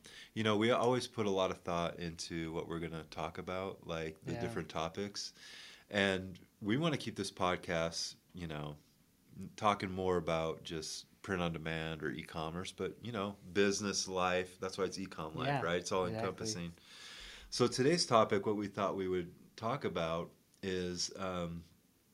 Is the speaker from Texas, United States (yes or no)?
no; Syracuse, New York, United States; I grew up in Syracuse, New York.